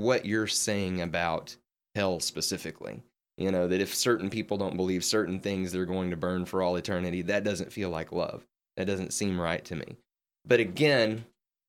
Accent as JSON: {"language": "English", "region": "Western Kentucky", "country": "United States", "tie": "born or raised there", "moved": "yes", "lives_now": "Memphis, United States", "said": "I grew up in Western Kentucky"}